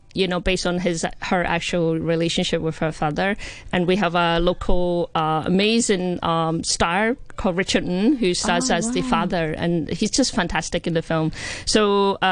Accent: Scotland, United Kingdom; I'm Scottish Chinese

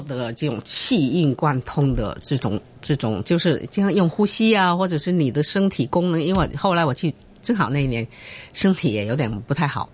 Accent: Chaozhou, Guangdong, China; also born or lived in Shanghai / Beijing; now in Hong Kong; 我本身是潮州人嘛，南方人。哦。但是在上海上学

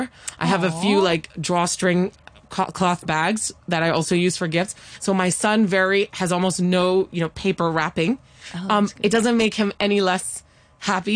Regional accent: Hong Kong; I grew up in Hong Kong, where, of course, we do love presenting

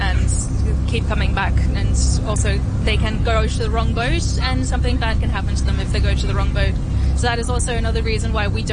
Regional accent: Moreton Bay, Queensland, Australia; moved away as an adult; now in Hong Kong; I'm from Australia.

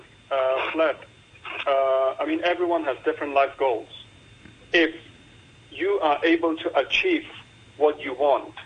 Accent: Hong Kong; growing up in Hong Kong from a grassroots background

